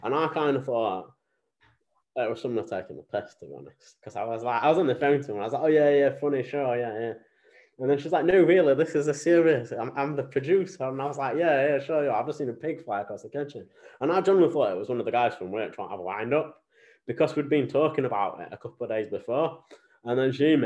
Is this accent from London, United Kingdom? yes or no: no; Sheffield, Yorkshire and the Humber, United Kingdom; I'm from Sheffield originally, Rotherham Sheffield, right, in Yorkshire